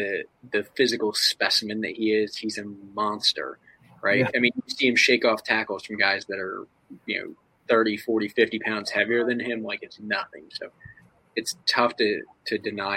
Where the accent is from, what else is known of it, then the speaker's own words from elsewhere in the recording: Pennsylvania, United States; I'm from the Pennsylvania area